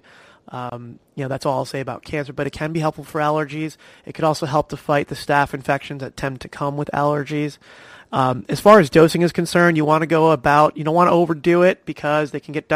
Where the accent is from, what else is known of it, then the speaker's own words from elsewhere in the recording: New Jersey, United States; also born or lived in Long Island, New York; now in Florida, United States; I grew up in New Jersey